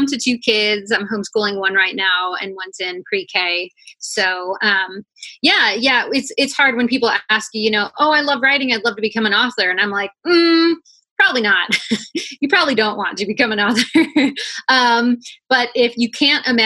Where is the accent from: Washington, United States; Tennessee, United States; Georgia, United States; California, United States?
Washington, United States; also born or lived in Alaska / Illinois / Oklahoma / Hawaii; I was born in Alaska, but I moved to this area in Washington where you can see the mountain when I was probably around six. And I've been here most of my life